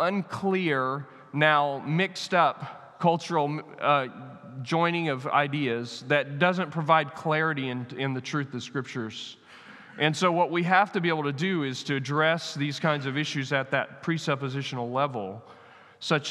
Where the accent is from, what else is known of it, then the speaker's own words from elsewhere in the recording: United States; I'm American